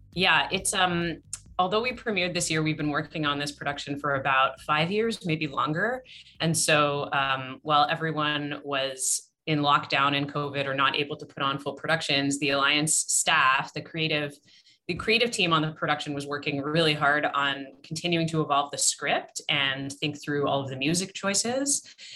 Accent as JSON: {"language": "English", "country": "Canada", "moved": "yes", "said": "So I'm from Canada. My family in Canada"}